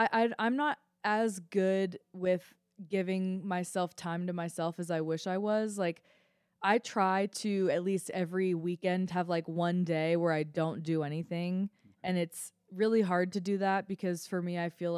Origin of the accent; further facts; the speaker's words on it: Boulder, Colorado, United States; I'm the worst Colorado resident. I am. Because I grew up here. Like, I grew up in Boulder, and, like, I think I was forced to hike as a kid.